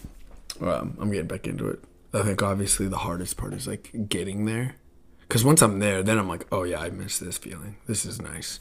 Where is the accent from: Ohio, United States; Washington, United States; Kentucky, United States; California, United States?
Washington, United States; Puyallup; I'm from Puyallup.